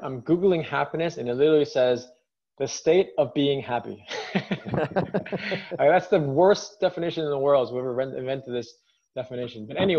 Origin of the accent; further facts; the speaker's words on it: United States; I'm American, but I'm ethnically Chinese